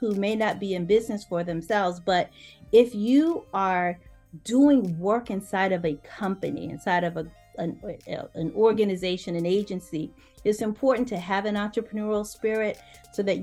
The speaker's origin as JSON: {"language": "English", "region": "the South", "country": "United States", "said": "I'm from the South, so I say y'all"}